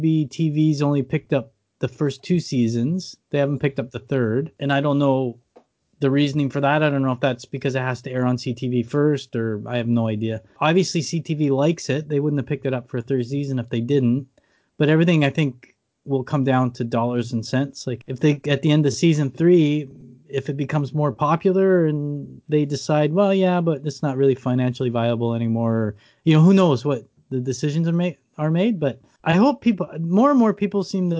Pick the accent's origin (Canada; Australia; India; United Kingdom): Canada; I'm Canadian